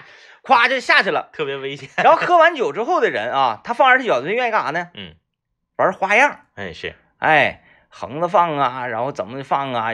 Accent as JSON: {"language": "Chinese", "town": "Baishan", "region": "Jilin", "country": "China", "tie": "born or raised there", "said": "我是出生在那里"}